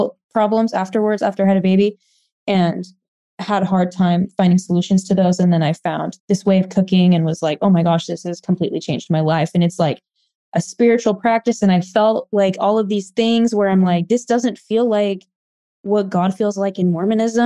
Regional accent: Oregon, United States; now in Arizona, United States; So I grew up in Oregon. I live in Arizona now

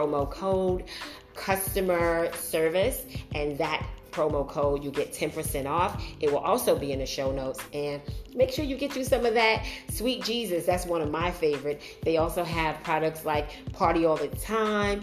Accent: New York City, New York, United States; moved away as an adult; now in New Jersey, United States; I grew up in Brooklyn and I now live in Jersey

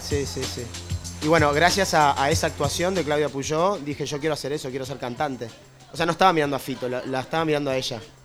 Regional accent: Montevideo, Uruguay; De Montevideo, soy de Montevideo, pero ya no soy de ningún lado, porque en, realidad mi trabajo es viajar y cantar

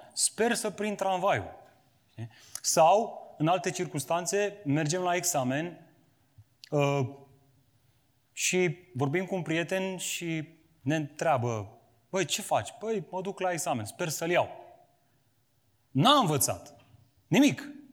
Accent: Romania; am crescut în România cu această conștiință creștină

